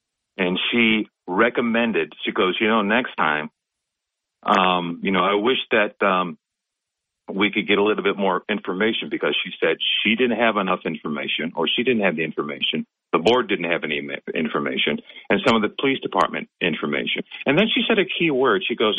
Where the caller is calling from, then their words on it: Binghamton, New York, United States; Hey, good morning, Bob. … from Binghamton.